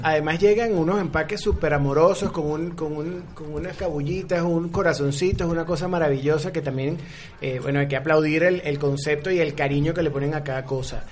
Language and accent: Spanish; Venezuela; now in Mexico City, Mexico; nosotros como venezolanos